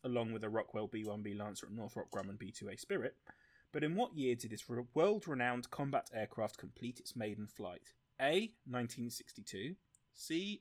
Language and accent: English; southern England, United Kingdom; I'm a dirty southerner